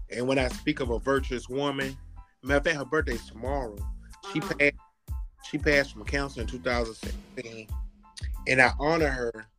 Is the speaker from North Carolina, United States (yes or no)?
no; Alabama, United States; now in Montgomery, United States; I grew up in Bayman, Alabama